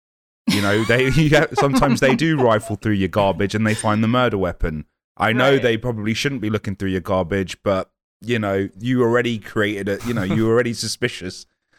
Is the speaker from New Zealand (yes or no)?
no; United Kingdom; I don't want to eat any foreign muck. So I'm super British like that.